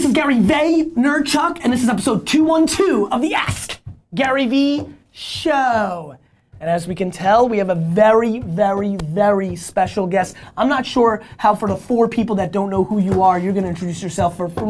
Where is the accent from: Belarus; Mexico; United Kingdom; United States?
Belarus; born there; moved away; I was born in Belarus, in the former Soviet Union. Mm-hmm. We came here, we were super poor.